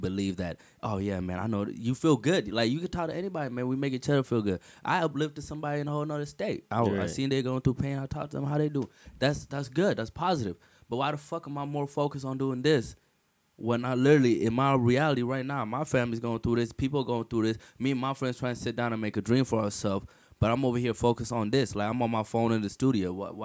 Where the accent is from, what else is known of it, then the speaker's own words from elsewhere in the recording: Ethiopia; moved away; I grew up in Ethiopia.